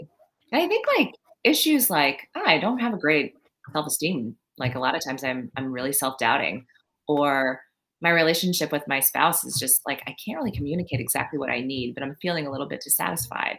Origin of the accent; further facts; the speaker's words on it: Maryland, United States; also born or lived in Long Island, New York; now in New York, United States; So I grew up in Maryland. I was born in Long Island